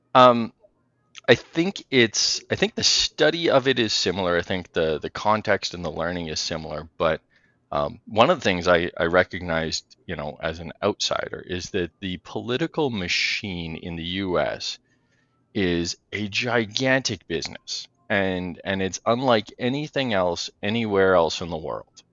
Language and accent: English; Western Canada, Canada; I grew up in Western Canada here in an industrial family